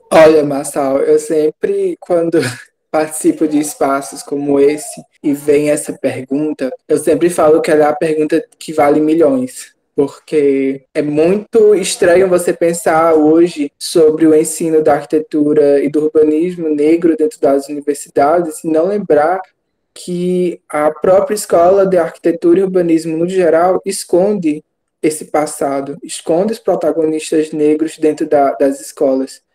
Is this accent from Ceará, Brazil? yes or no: yes; Missão Velha, Ceará, Brazil; sou daqui de Missão Velha, no estado do Ceará, no Brasil